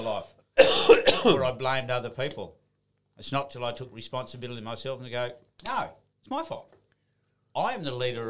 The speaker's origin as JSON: {"language": "English", "region": "Western Australia", "country": "Australia", "tie": "born or raised there", "said": "I grew up in Western Australia and it's bloody flat there."}